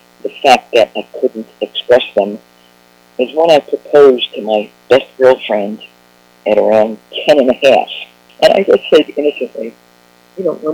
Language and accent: English; New York City, New York, United States; I grew up in the Bronx